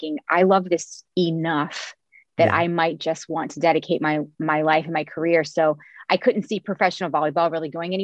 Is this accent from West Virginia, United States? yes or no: no; Cincinnati, Ohio, United States; I'm from Cincinnati, where I'm back living now